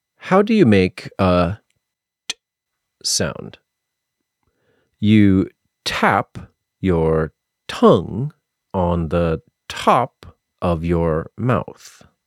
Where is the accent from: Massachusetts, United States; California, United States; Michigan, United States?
Massachusetts, United States; also born or lived in South Carolina; I am from Massachusetts, and I spent six years living in South Carolina